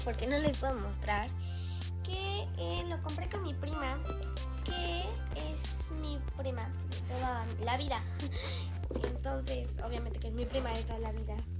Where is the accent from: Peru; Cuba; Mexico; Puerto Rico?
Mexico; Soy mexicana. Sí, soy mexicana